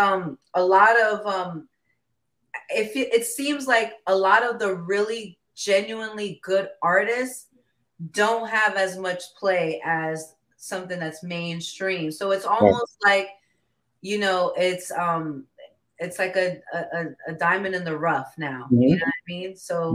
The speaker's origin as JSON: {"language": "English", "town": "New York City", "region": "New York", "country": "United States", "moved": "yes", "lives_now": "Fort Lauderdale, United States", "said": "I'm originally from New York. I'm from Queens, from Jamaica, mm-hmm. Queens."}